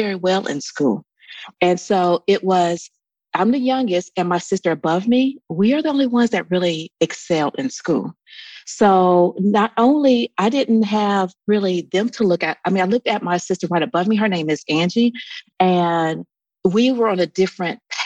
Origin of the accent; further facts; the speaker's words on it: Columbus, Ohio, United States; moved away as an adult; also born or lived in Atlanta / Dayton, Ohio; I grew up in Columbus, Ohio